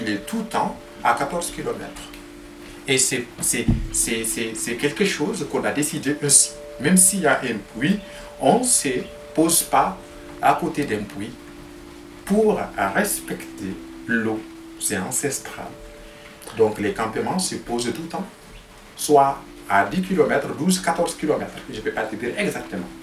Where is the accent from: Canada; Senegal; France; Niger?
Niger; near Arlit, Agadez; moved away; Je viens du Niger et au Niger, je suis localisé euh, au nord, donc euh, près de la ville d'Arlit